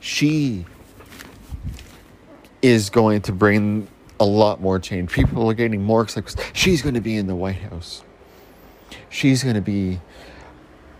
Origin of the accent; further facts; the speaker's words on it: Canada; We're Canadian